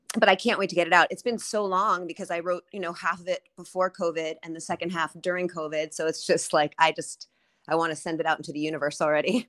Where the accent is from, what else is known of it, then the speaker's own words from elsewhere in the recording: New York City, New York, United States; my dad had a nightclub growing up in Manhattan on thirtieth Street